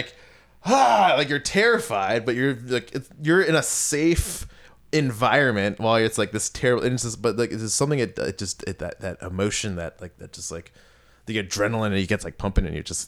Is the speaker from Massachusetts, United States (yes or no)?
no; Kensington, Maryland, United States; I'm from Montgomery County, Maryland originally, a town called Kensington, and it was an interesting place to live, because where I lived was, I was like on in between like working class and like upper middle class.